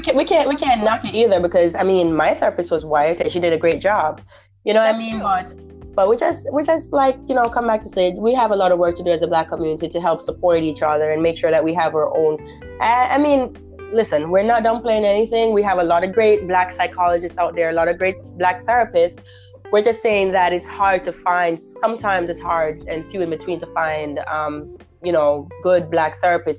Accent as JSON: {"language": "English", "country": "Jamaica", "moved": "yes", "lives_now": "Florida, United States", "said": "Jamaican, I'm Jamaican, so I know the issue with our society in Jamaica"}